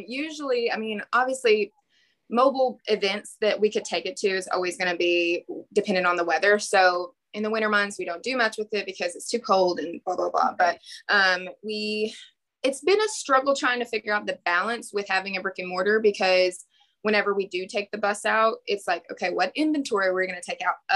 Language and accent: English; Owensboro, Kentucky, United States; I'm from Owensboro, Kentucky, which is kind of a small town.